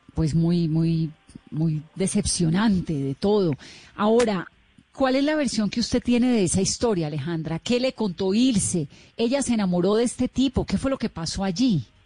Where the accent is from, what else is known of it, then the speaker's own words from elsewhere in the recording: Colombia; como colombiana